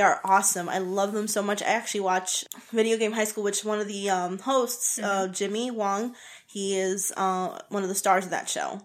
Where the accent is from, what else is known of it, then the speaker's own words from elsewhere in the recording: Puerto Rico; I'm from Puerto Rico. I'm Puerto Rican